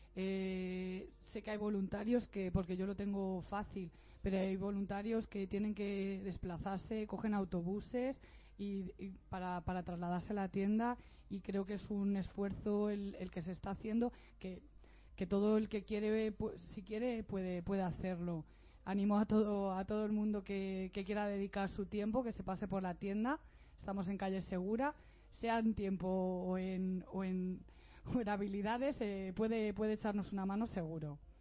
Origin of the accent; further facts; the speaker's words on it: Elda, Valencian Community, Spain; now in Alicante, Spain; soy de Ella llevo cinco años viviendo en Alicante